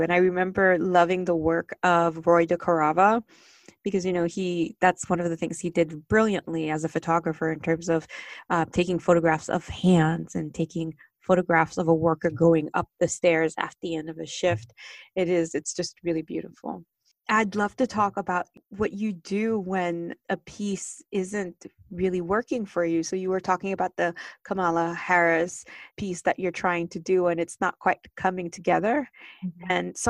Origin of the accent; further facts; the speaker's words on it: Haiti; especially since I grew up in Haiti and knowing about if you want to, and I grew up, I should say, where we didn't have running water in our home.